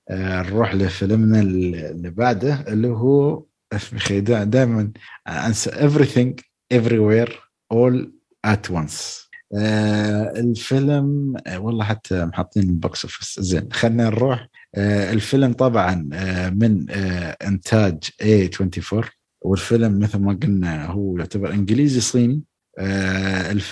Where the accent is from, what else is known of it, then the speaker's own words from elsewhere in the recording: Syria; بس انا سوري